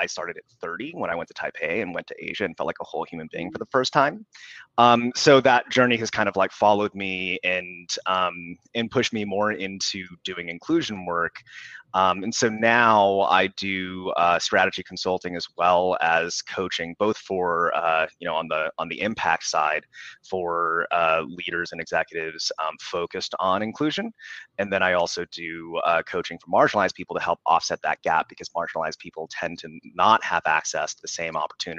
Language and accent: English; United States; I can definitely speak to that from my own experience growing up, of not wanting to be seen as associated with the other Asians in school. Mm-hmm. Because I'm one of you. I'm an American.